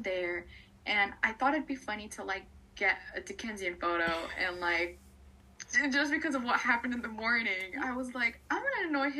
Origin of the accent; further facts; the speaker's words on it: Los Angeles, California, United States; I'm from LA.